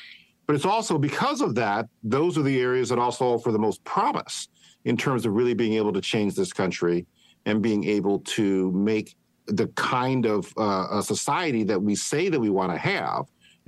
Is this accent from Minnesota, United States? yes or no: no; Cleveland, Ohio, United States; I grew up in Cleveland, Ohio originally.